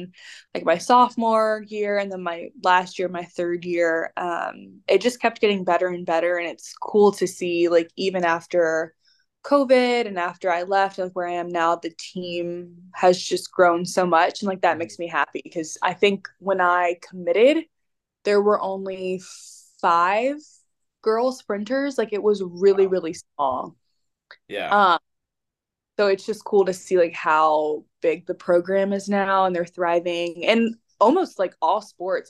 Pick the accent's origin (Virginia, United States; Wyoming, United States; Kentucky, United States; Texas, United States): Virginia, United States; Roanoke; moved away as an adult; also born or lived in Indiana; now in Florida, United States; I am originally from Roanoke, Virginia, in the valley